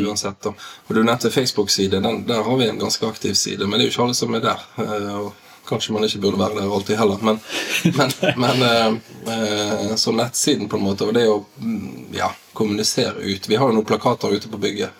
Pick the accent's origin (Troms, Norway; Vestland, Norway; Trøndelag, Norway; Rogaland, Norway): Vestland, Norway; Bergen; also born or lived in Askøy / Laksevåg; now in Bergen, Norway; jeg er oppvokst i Arna.